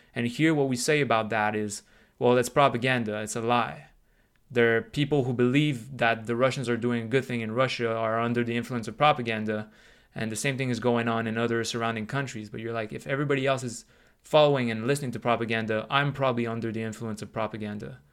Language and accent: English; Canada; also born or lived in United States; I'm Canadian